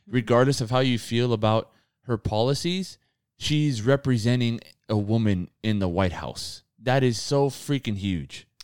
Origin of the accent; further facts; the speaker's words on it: United States; we're born here